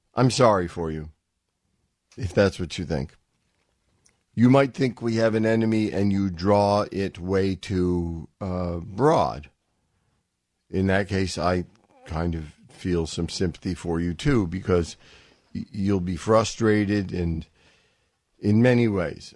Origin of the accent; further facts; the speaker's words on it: United States; I'm from America. I speak American